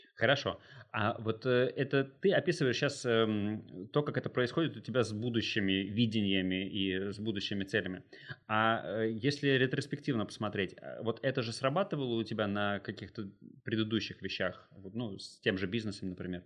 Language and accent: Russian; Saint Petersburg, Russia; moved away as an adult; Я как э, коренной петербуржец, э, но живущий уже несколько лет, э, большую часть э, года не в Питере